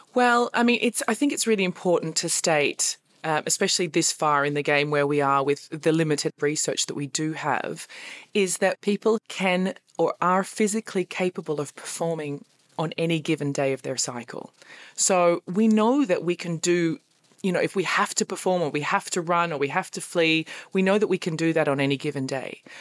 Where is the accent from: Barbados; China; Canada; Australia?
Australia; now in Berlin, Germany; I'm stuck in Berlin and I'm Australian